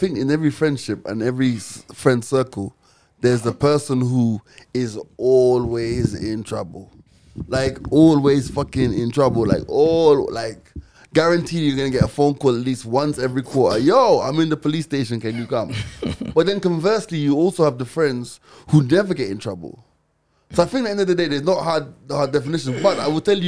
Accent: Jamaica; now in Nairobi, Kenya; I'm Jamaican

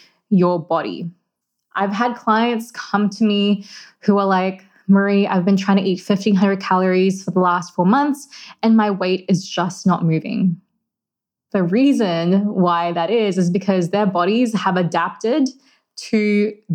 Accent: Philippines; I'm Filipino and food is a massive part of my culture

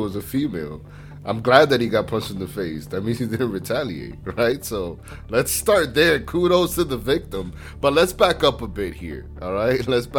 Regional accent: Florida, United States; I am from Florida.

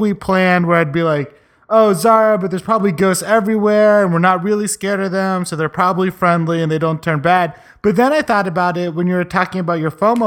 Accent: West Virginia, United States; I grew up in West Virginia

